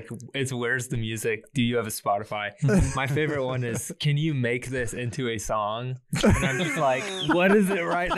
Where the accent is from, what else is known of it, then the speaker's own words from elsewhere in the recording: Boerne, Texas, United States; moved away as an adult; now in Nashville, United States; I'm from here. I grew up in Bernie